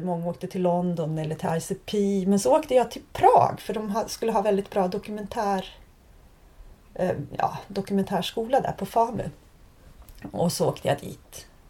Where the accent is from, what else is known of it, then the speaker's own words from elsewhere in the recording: Sweden; moved away as an adult; also born or lived in Prague; jag valde bort mitt hemland